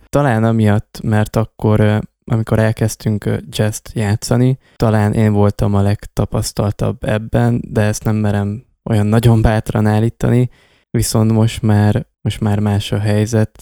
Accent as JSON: {"language": "Hungarian", "town": "Miercurea Ciuc", "region": "Harghita County", "country": "Romania", "said": "a város, a Csíkszereda vagy a térség, ahonnan származunk"}